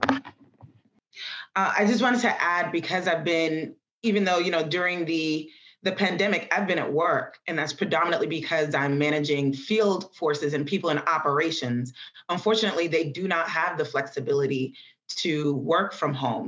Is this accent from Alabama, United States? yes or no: no; New York City, New York, United States; I grew up in the Bronx